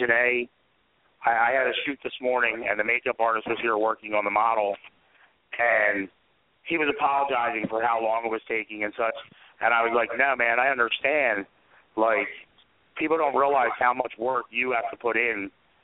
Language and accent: English; Philadelphia, Pennsylvania, United States; we're from Philly